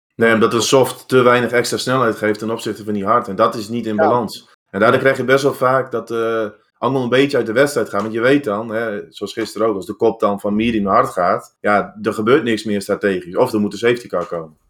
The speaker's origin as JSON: {"language": "Dutch", "country": "Netherlands", "said": "wij als Nederlanders, Europeanen"}